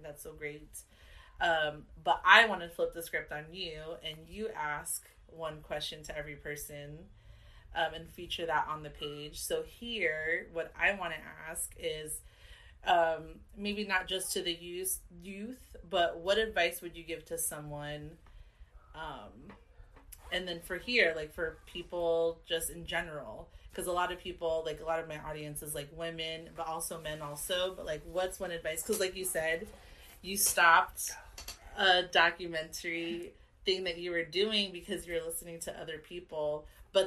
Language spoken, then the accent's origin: English; Carson, California, United States; also born or lived in Wilmington; I left when we moved out when I was 5. So I claim Carson